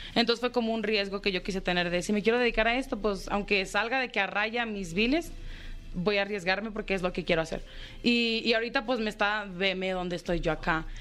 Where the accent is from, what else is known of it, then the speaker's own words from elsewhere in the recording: Jalostotitlán, Jalisco, Mexico; De Jalos, Totitlán